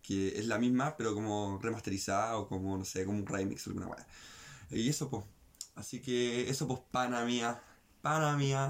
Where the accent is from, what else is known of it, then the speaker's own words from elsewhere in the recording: Chile; nosotros como las chilenas